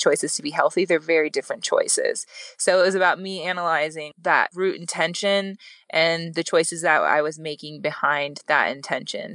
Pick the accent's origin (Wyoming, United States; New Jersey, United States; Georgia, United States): Wyoming, United States; I'm from Wyoming